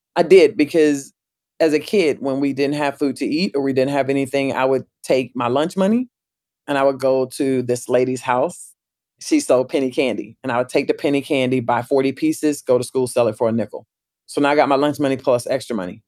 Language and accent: English; Pensacola, Florida, United States; my hometown too, Pensacola